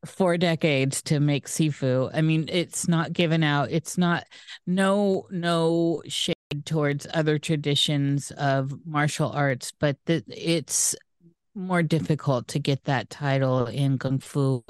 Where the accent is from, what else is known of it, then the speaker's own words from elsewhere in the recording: Iowa, United States; moved away; I'm from Iowa, the corn state